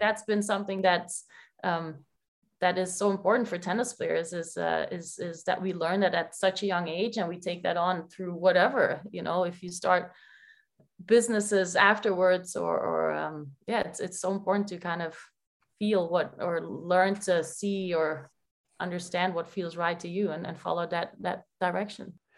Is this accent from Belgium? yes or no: yes; Belgium; moved away as an adult; now in New Jersey, United States; I'm from Belgium. I never moved out of Belgium